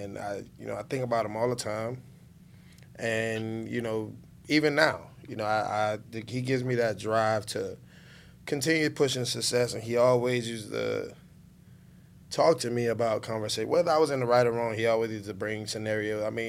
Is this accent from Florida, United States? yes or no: yes; Miami, Florida, United States; Growing up in Miami, growing up in the inner city of Dade County